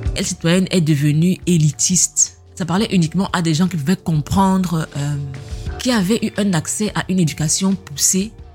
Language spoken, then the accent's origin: French; Cameroon; moved away; on est camerounais